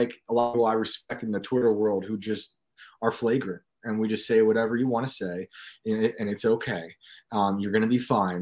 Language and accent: English; New York, United States; in my town where I grew up in New York.